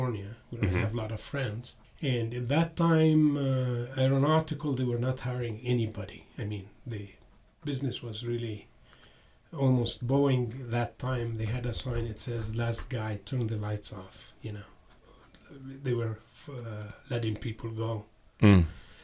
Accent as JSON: {"language": "English", "region": "southern Lebanon", "country": "Lebanon", "tie": "born or raised there", "also_born_or_lived": "Beirut / Seattle", "moved": "as an adult", "lives_now": "Jackson, United States", "said": "I was born and raised in Lebanon, mm-hmm. exactly southern Lebanon"}